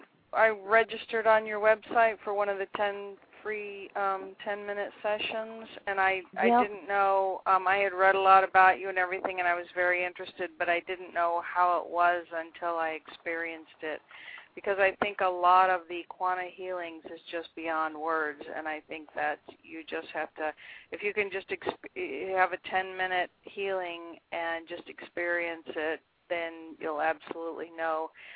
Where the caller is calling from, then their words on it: Florida, United States; South Florida, U.S.